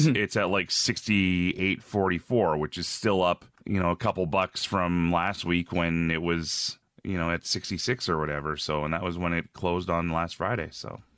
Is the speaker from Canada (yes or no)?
yes; Red Deer, Alberta, Canada; moved away as an adult; also born or lived in Ontario / Edmonton, Alberta; now in Regina, Canada; I was born in Ontario, grew up mostly out west between, uh, different towns in Alberta. Uh, there's a city called Red Deer, where I spent a lot of my life.